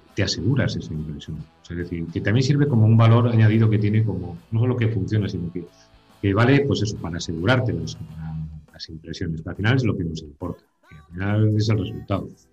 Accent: La Bañeza, Castile and León, Spain; now in Zamora, Spain; soy de la Bañeza, León, zona carnavalera 100%

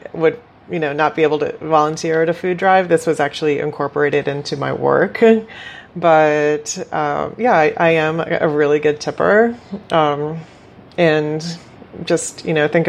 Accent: Bolivia; moved away; I grew up witnessing poverty in Bolivia

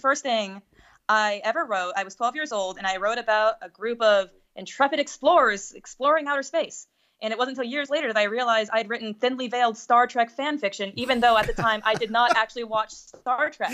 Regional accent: United States

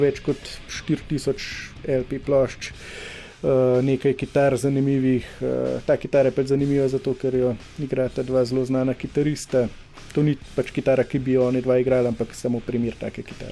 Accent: Slovenia; Slovenci smo

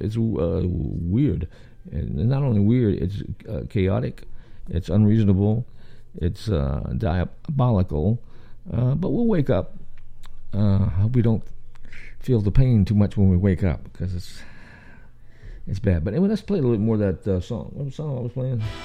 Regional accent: Richmond, Virginia, United States; accent: southern; also born or lived in New York City; now in Atlanta, United States; I was born in Richmond, Virginia, capital of the South

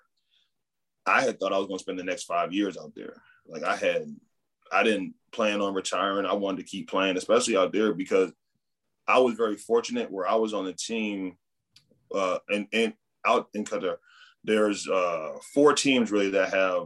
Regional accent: United States; moved away as an adult; growing up in the United States

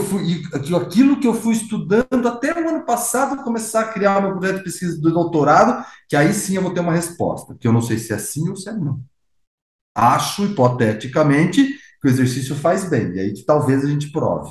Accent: Brazil; Sou brasileiro

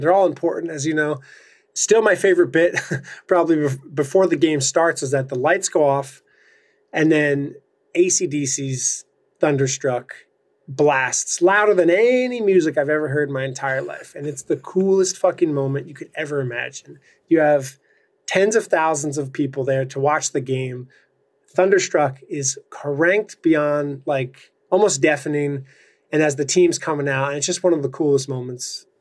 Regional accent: New Jersey, United States; coming from New Jersey

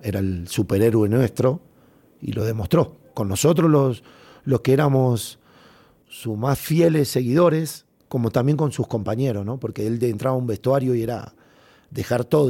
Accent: Argentina; todos los argentinos

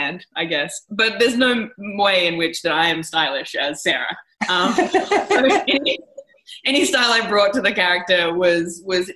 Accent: Australia; I'm from Australia.

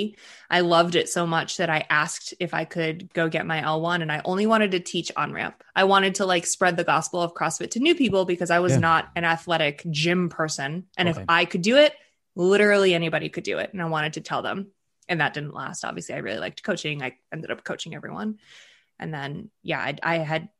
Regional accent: just outside of Boston, Massachusetts, United States; first language Russian; English is a second language; So I grew up in just outside of Boston in the suburbs. My parents are immigrants from the former Soviet Union. So I grew up speaking Russian in my house

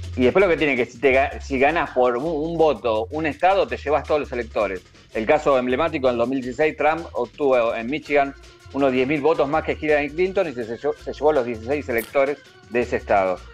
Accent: Argentina; a nosotros también como, argentinos

